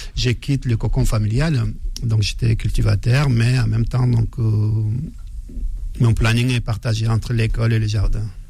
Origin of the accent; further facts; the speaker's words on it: Faya-Largeau, Borkou, Chad; moved away; je viens du, de Faya, le nord du Tchad